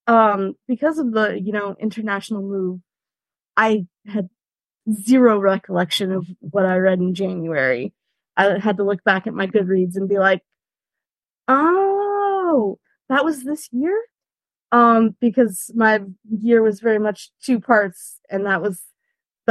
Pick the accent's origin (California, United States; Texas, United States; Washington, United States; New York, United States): California, United States; moved away as an adult; also born or lived in Rhineland, Germany; now in Germany; I am a Californian, but am currently residing in Germany in the Rhineland